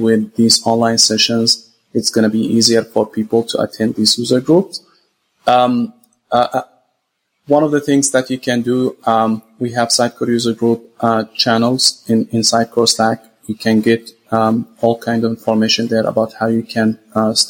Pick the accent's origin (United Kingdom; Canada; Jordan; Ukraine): Jordan; also born or lived in Saudi Arabia / Gaza, Palestine; I'm originally from Gaza, Palestine. I was born in Saudi Arabia and raised in Jordan.